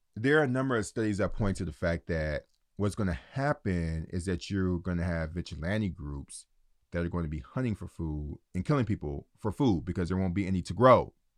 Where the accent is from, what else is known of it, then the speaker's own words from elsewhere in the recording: Detroit, Michigan, United States; my hometown of Detroit